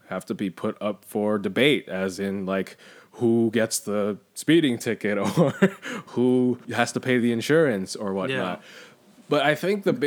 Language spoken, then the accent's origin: English; Southern California, United States; I am your Taiwanese-American Southern Californian.